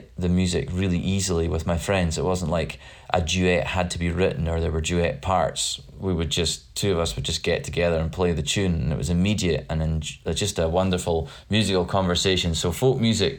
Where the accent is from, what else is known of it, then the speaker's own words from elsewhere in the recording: Badenoch and Strathspey, Highlands of Scotland, United Kingdom; I'm a Scottish folk composer, and I come from the Highlands of Scotland. I come from a place called Badenoch and Straths Bay